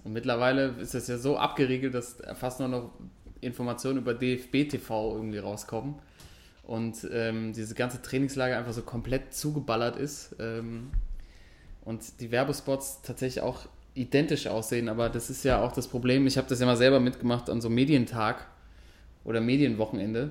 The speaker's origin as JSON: {"language": "German", "country": "Germany", "said": "wir sind Deutsche"}